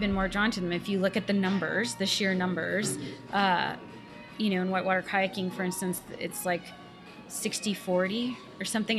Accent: Canada; moved away as an adult; also born or lived in Chapel Hill, North Carolina; I grew up in a you know middle upper middle class family in uh, in between Ottawa and Montreal, up in Canada

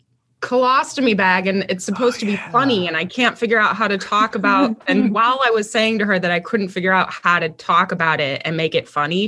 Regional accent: St. Louis, Missouri, United States; moved away as an adult; also born or lived in New Mexico / Chicago / New York; now in Los Angeles, United States; I was born and raised in St. Louis

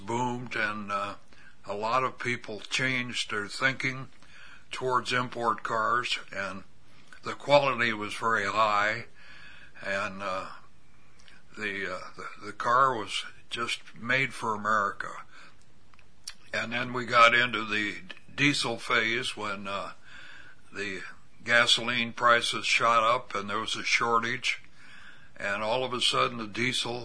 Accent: Pekin, Illinois, United States; Born and raised

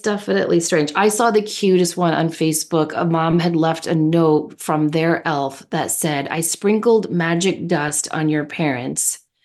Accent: United States; I'm an American

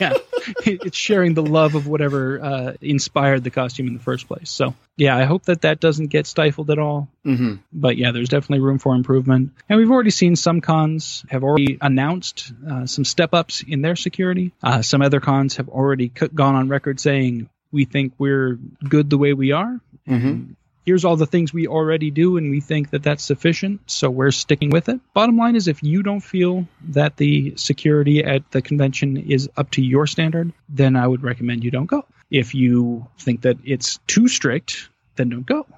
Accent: Arizona, United States; now in Toledo, Ohio, United States; it was quite the trip to go back to my home state of Arizona

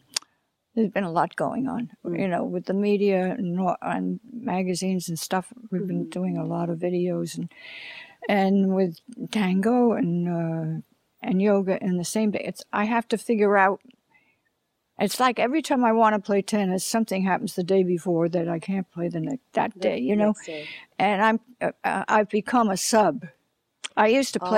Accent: Long Island, New York, United States; now in Los Angeles, United States; I come from Long Island, and that's flat, you know, no mountains there

